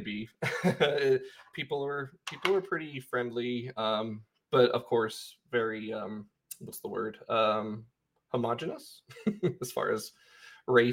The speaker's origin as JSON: {"language": "English", "town": "Manti", "region": "Utah", "country": "United States", "tie": "born or raised there", "said": "I grew up in Central Utah"}